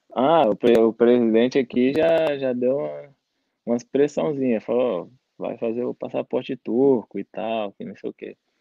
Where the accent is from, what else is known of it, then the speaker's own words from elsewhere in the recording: Goiânia, Goiás, Brazil; moved away; also born or lived in Brasília / Belo Horizonte; eu nasci em Brasília, mas morei, fui para Goiânia novo e depois fui para Belo Horizonte. fiquei em Belo Horizonte quatro anos